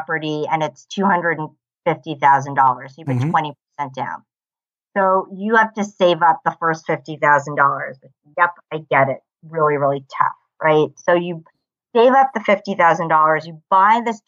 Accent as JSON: {"language": "English", "country": "United States", "said": "I come from the United States."}